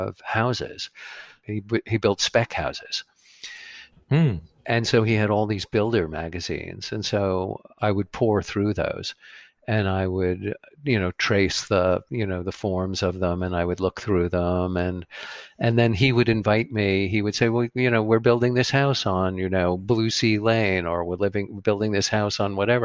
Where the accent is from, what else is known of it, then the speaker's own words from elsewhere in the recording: Great Neck, New York, United States; I went to schools in Great Neck straight through high school